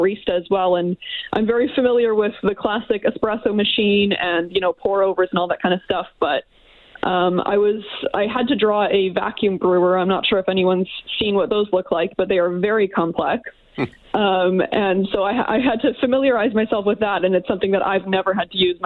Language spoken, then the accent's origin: English; St. Albert, Alberta, Canada; moved away as an adult; also born or lived in Edmonton; now in Oakville, Canada; I was raised in St. Albert